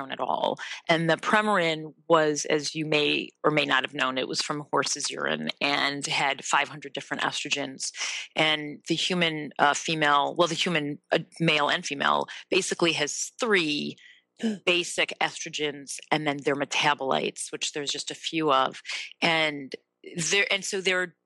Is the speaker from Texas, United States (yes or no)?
no; Evanston, Illinois, United States; I am from the Chicago area, Evanston, which is where I live now.